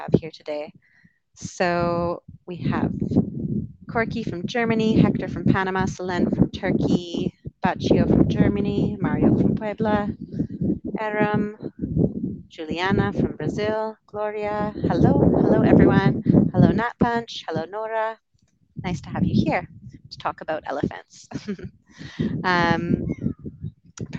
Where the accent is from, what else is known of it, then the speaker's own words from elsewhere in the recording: Canada; moved away; also born or lived in United Kingdom; I'm from Canada originally, lived over in the UK for a bit, and now I'm traveling